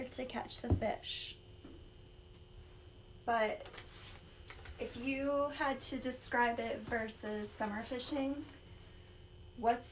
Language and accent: English; Minnesota, United States; I grew up in Minnesota, and here we have long, cold winters